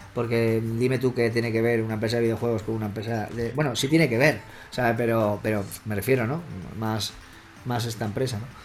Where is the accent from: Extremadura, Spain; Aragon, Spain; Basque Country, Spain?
Extremadura, Spain; Badajoz; mi madre es asturiana, mi padre es sevillano, mi madre asturiana y yo soy de Badajoz. nacimos aquí en Extremadura